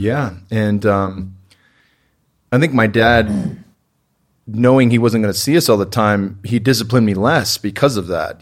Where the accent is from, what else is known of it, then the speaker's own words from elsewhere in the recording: Bay Area, Northern California, United States; I grew up in the Bay Area in Northern California